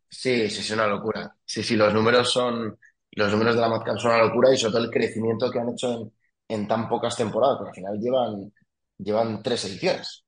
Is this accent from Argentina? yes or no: no; Villanueva de la Cañada, Community of Madrid, Spain; also born or lived in France; yo soy de Viana la Cañada, soy de ese pueblo, El pueblo de la Acuápolis, como lo llama todo el mundo.